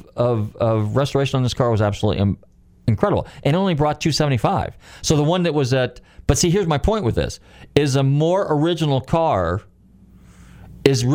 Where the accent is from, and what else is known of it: California, United States; born or raised there; moved away